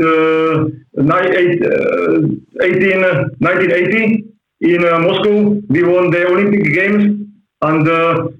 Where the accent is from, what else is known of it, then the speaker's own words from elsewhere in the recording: Senica, Trnava Region, Slovakia; English is a second language; also born or lived in Banská Štiavnica, Slovakia / Dundee, Scotland; we moved to Senica and we stayed there to today